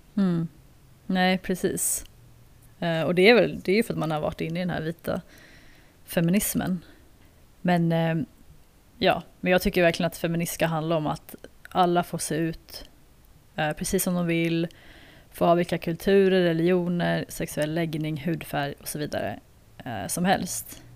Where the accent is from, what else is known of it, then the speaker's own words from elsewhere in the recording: Sweden; moved away as an adult; now in South Africa; när jag växte upp i Sverige